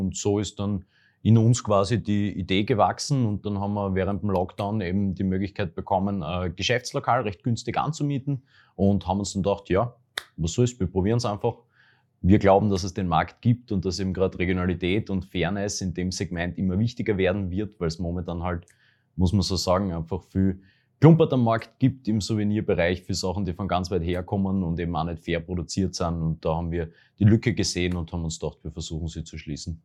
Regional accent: Graz, Styria, Austria; das Murufer. eigentlich, weil da war ich gerade als Jugendlicher oft mit Freunden einfach gemütlich zusammensitzen

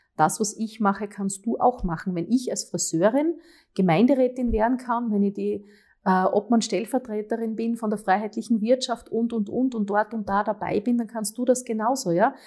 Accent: Graz, Styria, Austria; die Stadt, die unsere Heimat ist

